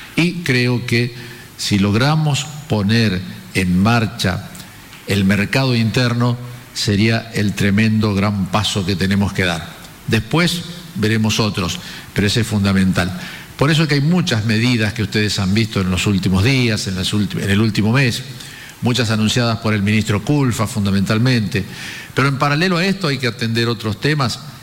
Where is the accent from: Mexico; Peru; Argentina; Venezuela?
Argentina; los argentinos somos optimistas